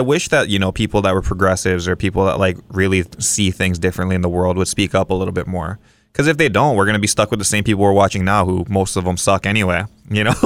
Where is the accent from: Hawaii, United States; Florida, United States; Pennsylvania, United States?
Hawaii, United States; Kauai; I'm from Kauai